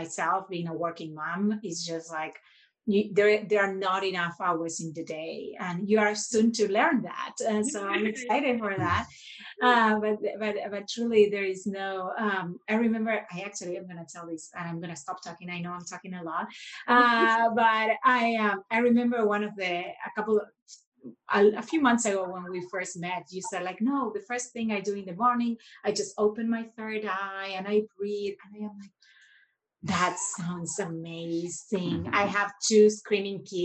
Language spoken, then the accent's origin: English; Argentina; now in United States; we are originally both from Argentina, where our go-to weekly meals were empanadas